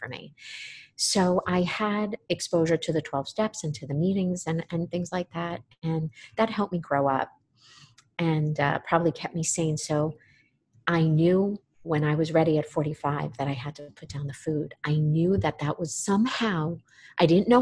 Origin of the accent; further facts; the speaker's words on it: New York, United States; moved away as an adult; also born or lived in Florida; I grew up in New York, came down to Florida to go to treatment. I was 21.